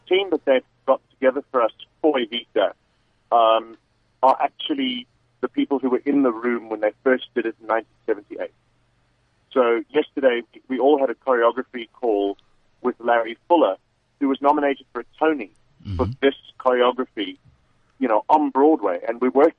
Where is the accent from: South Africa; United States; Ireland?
South Africa; being a South African